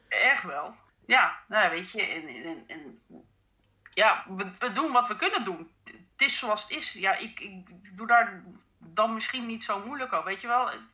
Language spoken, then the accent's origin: Dutch; Netherlands; wij als Nederlanders